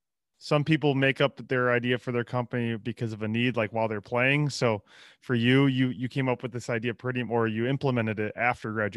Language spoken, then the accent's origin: English; Midwest, United States; growing up in the Midwest, we didn't have a lot of options